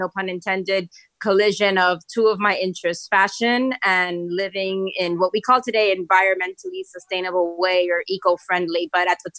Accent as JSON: {"language": "English", "town": "Miami", "region": "Florida", "country": "United States", "tie": "born or raised there", "said": "I'm from Miami. That's where I grew up."}